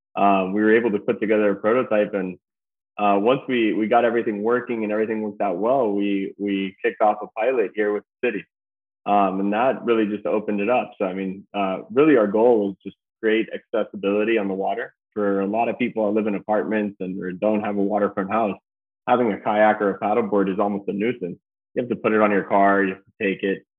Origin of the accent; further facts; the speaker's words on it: Key Biscayne, Florida, United States; I was born and raised here in Key Biscayne